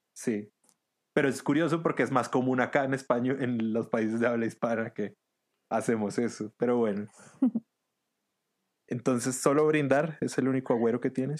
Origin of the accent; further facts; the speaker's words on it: Venezuela; moved away; yo nací y crecí en Venezuela